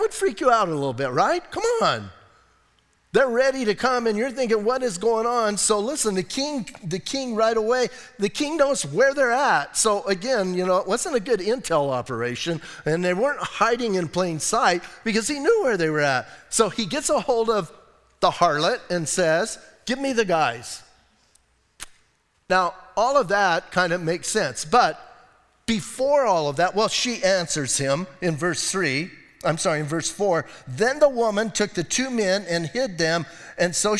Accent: Bisbee, Arizona, United States; I'm from Bisbee

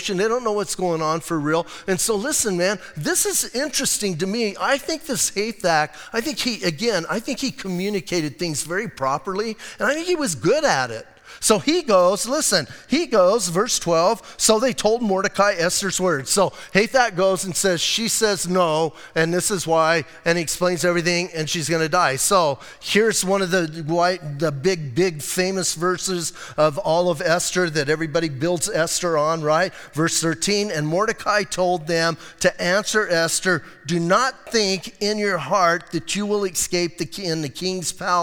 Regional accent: Bisbee, Arizona, United States; moved away as an adult; now in Sierra Vista, United States; I was born in Bisbee. I'm going to die in Bisbee

